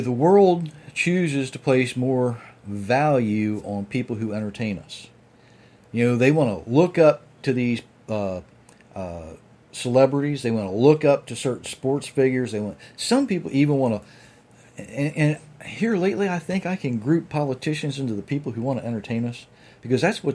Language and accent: English; United States; I'm from Sussex County, so that's my license to speak bad English